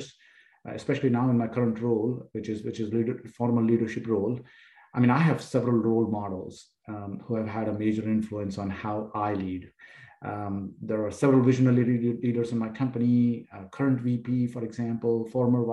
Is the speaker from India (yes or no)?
yes; India; now in Houston, United States; I grew up in a middle-class family in India